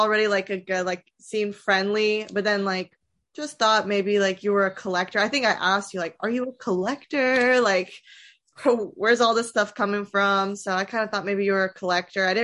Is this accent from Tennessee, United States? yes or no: yes; Nashville, Tennessee, United States; I'm from Nashville, born and raised.